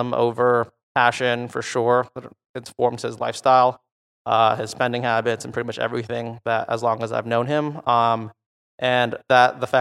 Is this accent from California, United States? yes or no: no; Virginia Beach, Virginia, United States; moved away as an adult; also born or lived in Manila, Philippines / Washington, D.C.; now in New York, United States; I'm from Virginia. I immigrated to Virginia Beach when I was 4 from the Philippines, where I was born.